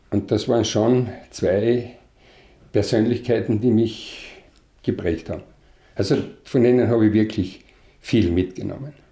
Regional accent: Villach, Carinthia, Austria; geboren bin ich 1948 in Villach. Äh, dort auch die ganze Kindheit erlebt, die ganze Schulzeit bis zur Matura.

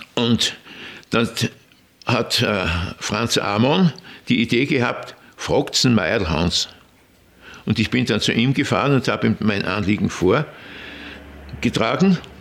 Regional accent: Bad Aussee, Styria, Austria; born or raised there

